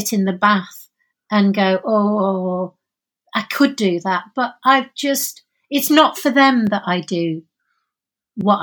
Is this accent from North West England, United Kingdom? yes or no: yes; Oldham, North West England, United Kingdom; also born or lived in Openshaw, Manchester; I was born in Oldham, and Sarah and I went to school together